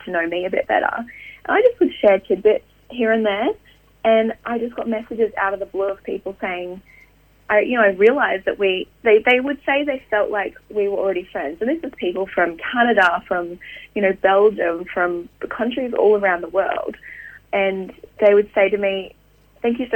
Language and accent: English; Queensland, Australia; moved away; also born or lived in Sydney / Austria / France / England; I grew up in Queensland